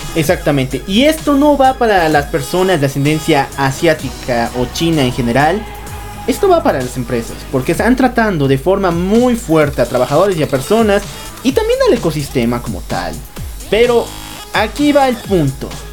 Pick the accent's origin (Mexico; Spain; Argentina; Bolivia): Bolivia; Nosotros somos bolivianos